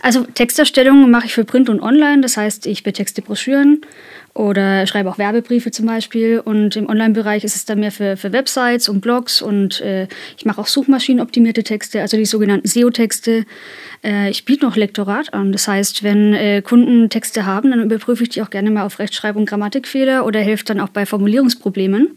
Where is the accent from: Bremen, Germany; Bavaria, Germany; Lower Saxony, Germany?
Bavaria, Germany; Kulmbach; für uns Kulmbacher